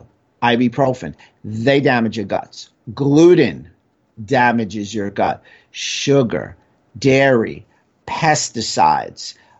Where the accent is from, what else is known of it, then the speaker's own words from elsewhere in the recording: New York City, New York, United States; growing up in New York City